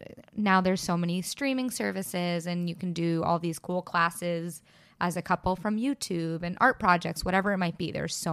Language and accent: English; New York City, New York, United States; especially we're two girls from New York City and things are expensive.